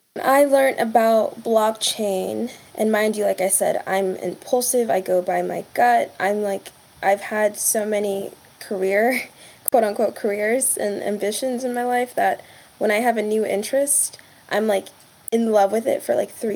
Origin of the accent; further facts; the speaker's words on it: Texas, United States; I grew up in Texas, but family's from Kenya.